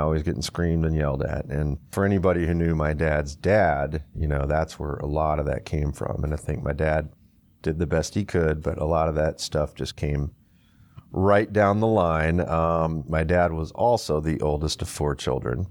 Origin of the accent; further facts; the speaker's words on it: Houston, Texas, United States; also born or lived in Michigan; we moved from Michigan to Houston, uh, in between fourth and fifth grade